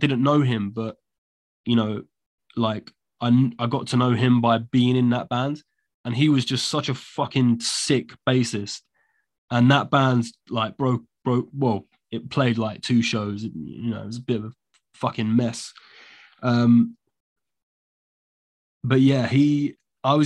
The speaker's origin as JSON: {"language": "English", "region": "London", "country": "United Kingdom", "said": "I'm from London"}